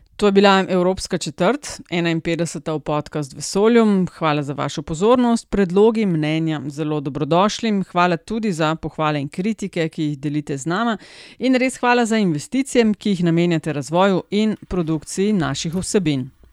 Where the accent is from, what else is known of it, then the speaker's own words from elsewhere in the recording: Slovenia; smo Slovenci